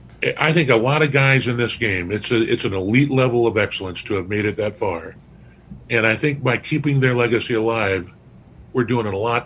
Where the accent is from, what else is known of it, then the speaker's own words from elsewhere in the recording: Newport Beach, Irvine, California, United States; moved away as an adult; now in Ohio, United States; we're from Newport Beach, Irvine, California.